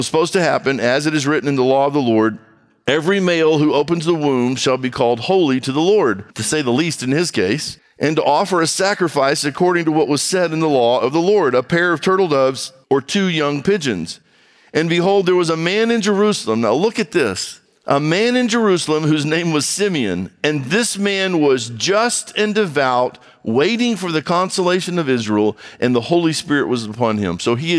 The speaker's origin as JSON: {"language": "English", "country": "Brazil", "tie": "born or raised there", "said": "I grew up in Brazil. My brother and I grew up in Brazil."}